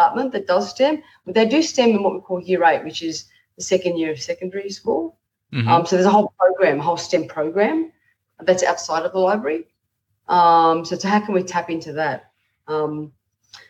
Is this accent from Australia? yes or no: yes; Australia; being an Australian